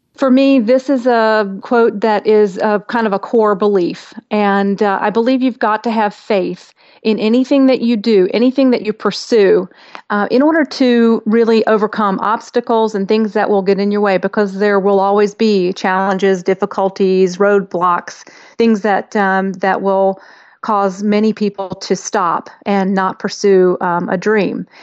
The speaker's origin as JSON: {"language": "English", "country": "India", "tie": "born or raised there", "said": "I was born in India to an American mother and an Indian father"}